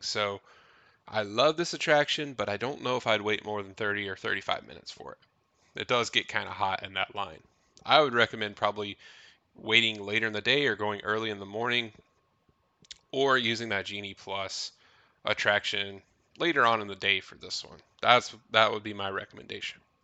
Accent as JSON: {"language": "English", "region": "Tennessee", "country": "United States", "tie": "born or raised there", "said": "we grew up in Tennessee"}